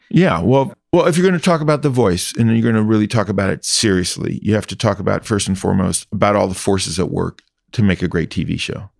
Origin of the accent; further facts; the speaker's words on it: Indianapolis, Indiana, United States; moved away; I grew up in Indiana